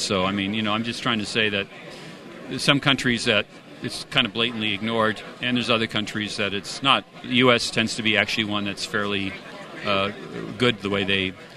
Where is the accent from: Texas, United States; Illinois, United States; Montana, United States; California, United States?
California, United States; moved away as an adult; now in Munich, Germany; I'm originally from California